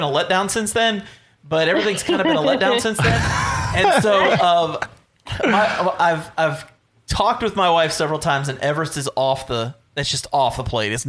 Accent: Germany; born there; Oh, by the way, I've hiked all through Europe and I was born in Germany.

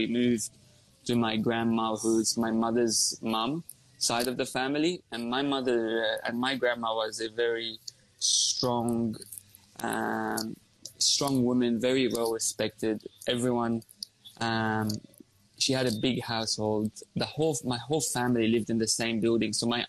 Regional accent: Lebanon; moved away as an adult; now in Australia; I came to Australia from Lebanon when I turned 18 with a dream to be a doctor. I've always wanted to be a doctor. You know, when you come from a Lebanese family, they always want you to be a doctor

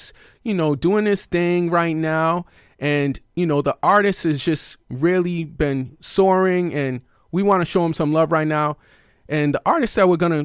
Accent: East Coast, United States; now in California, United States; I'm from the East Coast, so block parties are always major.

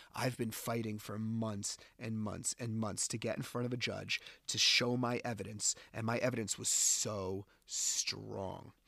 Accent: New Jersey, United States; I'm from New Jersey

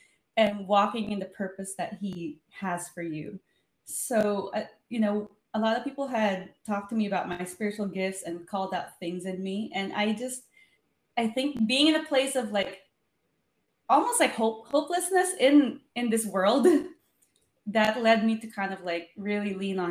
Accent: Los Angeles, California, United States; I'm from Los Angeles

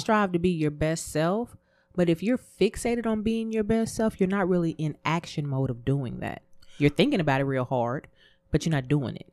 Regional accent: Texas, United States; me growing up in Texas, I ain't gonna say where I grew up, um, I was normally the only black girl in my class

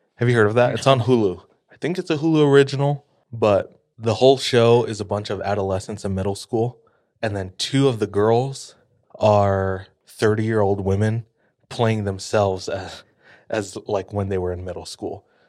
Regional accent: Hawaii, United States; moved away; I'm from Hawaii

